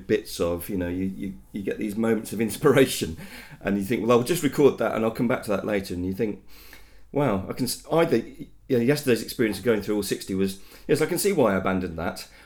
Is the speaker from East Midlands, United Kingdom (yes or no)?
yes; Leicester, East Midlands, United Kingdom; I am born and bred in Leicester